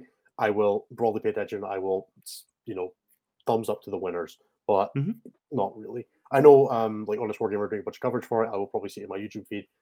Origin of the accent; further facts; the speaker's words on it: Scotland, United Kingdom; I treat being Scottish as a big part of my competitive 40K identity. I am first and foremost, above everything else, part of Team Scotland